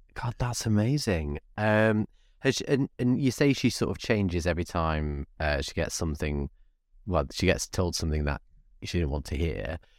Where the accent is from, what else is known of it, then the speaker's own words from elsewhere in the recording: Bradford, Yorkshire and the Humber, United Kingdom; now in London, United Kingdom; I live in London now, but I grew up in Yorkshire.